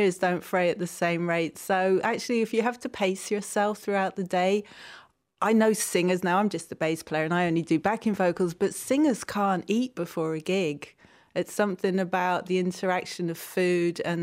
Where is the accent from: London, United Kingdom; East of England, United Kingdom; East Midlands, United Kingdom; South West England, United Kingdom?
London, United Kingdom; when I was growing up in London